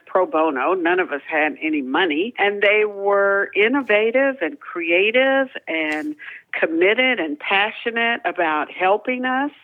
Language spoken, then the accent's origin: English; Cincinnati, Ohio, United States; moved away as an adult; I made it from the streets of Cincinnati to Yale College